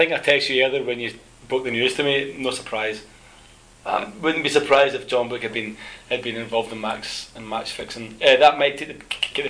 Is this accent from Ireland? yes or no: no; Scotland, United Kingdom; now in South Korea; I'm coming from Scotland